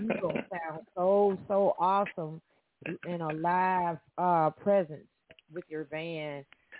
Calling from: Evansville, Indiana, United States; I am calling from Evansville, Indiana

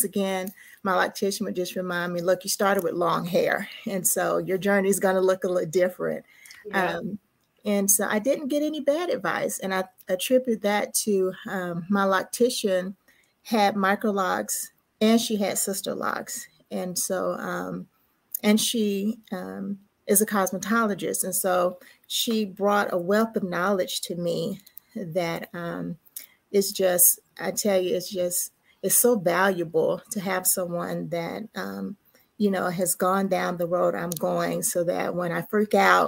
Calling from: Dallas, Texas, United States; I'm checking in from Dallas, Texas

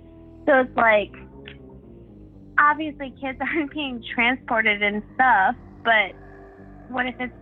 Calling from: South Carolina, United States; I'm calling from South Carolina.

